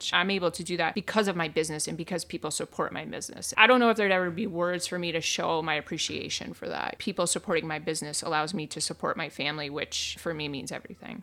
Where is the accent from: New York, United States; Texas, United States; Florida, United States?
New York, United States; growing up in New York, I'm a hustler.